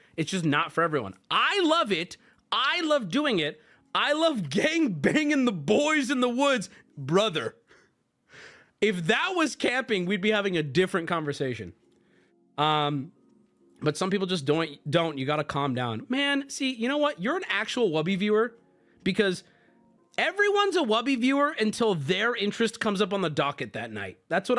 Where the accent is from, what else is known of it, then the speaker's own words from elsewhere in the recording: West Virginia, United States; I grew up in West Virginia, and my family is full of avid campers.